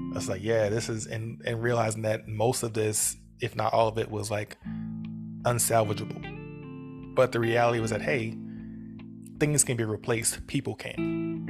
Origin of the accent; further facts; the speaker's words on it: New Orleans, Louisiana, United States; we grew up in New Orleans.